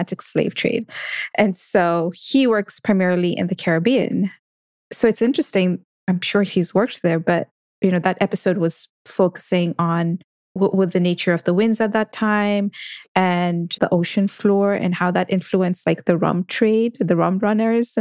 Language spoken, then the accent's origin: English; Kenya; Growing up in Kenya, where some of us are into cricket